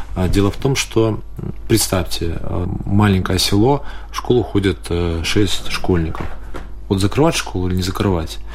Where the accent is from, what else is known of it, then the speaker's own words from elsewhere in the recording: Daugavpils, Latgale, Latvia; я сам из Даугупилса очень долгое время и живу, и родители